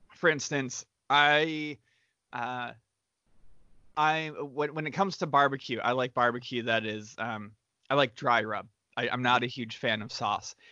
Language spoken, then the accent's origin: English; Western New York, United States; moved away; growing up in Western New York where there weren't a ton of delis everywhere